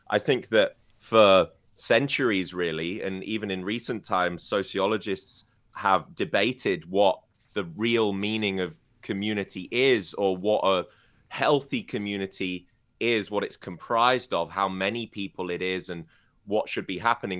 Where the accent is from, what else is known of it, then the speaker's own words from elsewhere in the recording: United Kingdom; moved away; my hometown in the U K